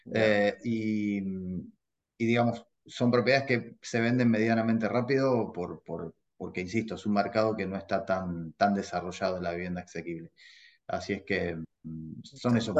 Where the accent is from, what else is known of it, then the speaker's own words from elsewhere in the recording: Argentina; now in United States; soy argentino y vos sabés que en mi país